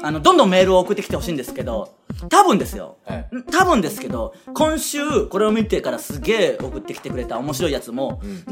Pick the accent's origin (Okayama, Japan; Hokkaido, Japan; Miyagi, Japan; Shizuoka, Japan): Okayama, Japan; now in Tokyo, Japan; 岡山出身ですからね